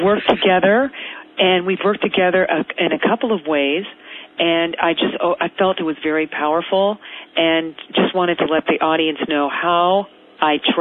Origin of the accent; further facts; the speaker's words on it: Marin County, suburb of San Francisco, California, United States; I grew up in a suburb of San Francisco called Marin County